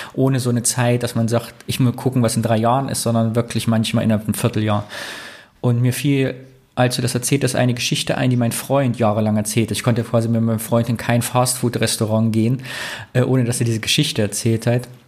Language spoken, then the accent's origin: German; Greußen, Thuringia, Germany; bei Greußen, da wo ich herkomme